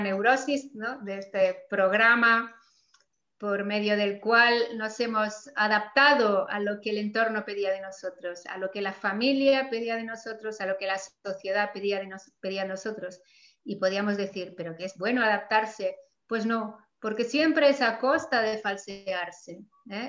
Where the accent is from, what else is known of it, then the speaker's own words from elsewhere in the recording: Mallorca, Balearic Islands, Spain; de mi tierra de Mallorca